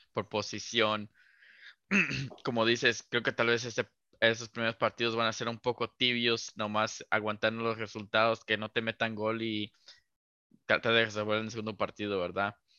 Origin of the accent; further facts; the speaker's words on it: Mexico; crecer como, mexicanos